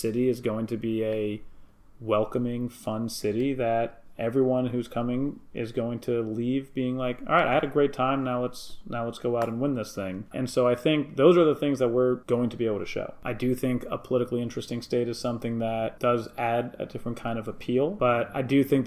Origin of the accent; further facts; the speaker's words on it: Milwaukee, Wisconsin, United States; I'm from Milwaukee